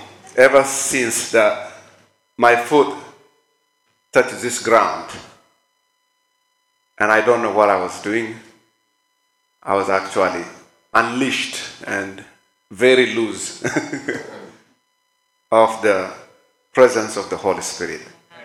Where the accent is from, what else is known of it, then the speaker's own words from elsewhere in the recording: Kenya; moved away as an adult; now in United States; Honestly, since I came from Kenya to the state, it's 5 weeks.